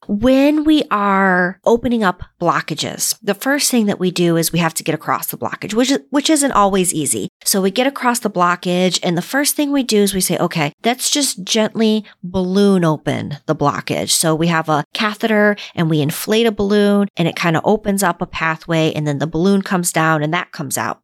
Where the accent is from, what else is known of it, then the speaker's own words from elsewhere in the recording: Northeast, United States; moved away; I grew up in the Northeast where it was very cold.